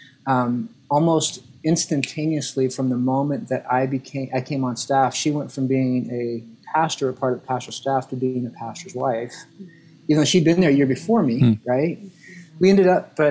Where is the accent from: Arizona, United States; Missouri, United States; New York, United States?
Arizona, United States; moved away; I grew up in Arizona, in Southern Baptist Arizona churches